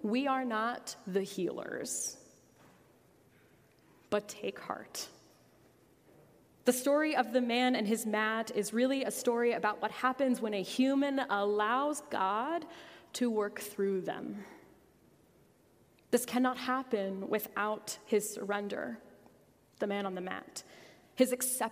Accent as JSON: {"language": "English", "country": "United States", "said": "As American Christians"}